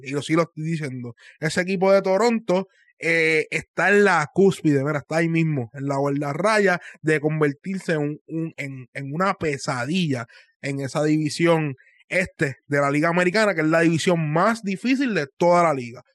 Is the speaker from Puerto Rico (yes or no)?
yes; Puerto Rico; moved away; yo soy puertorriqueño